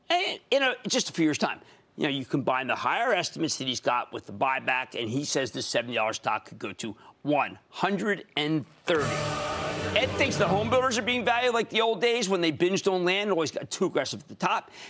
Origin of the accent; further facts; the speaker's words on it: San Miguel de Allende, Guanajuato, Mexico; I'm from San Miguel de Allende, Mexico. Just visiting my mom in Texas.